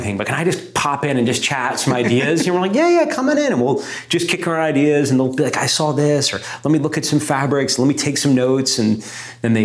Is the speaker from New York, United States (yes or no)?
yes; New York, United States; being like, you know, an American and being particularly a New Yorker